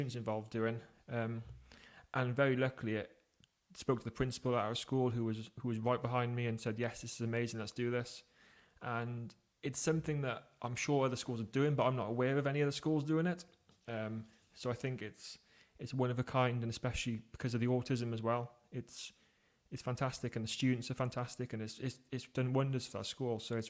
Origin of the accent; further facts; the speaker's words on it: England, United Kingdom; I am from England in the United Kingdom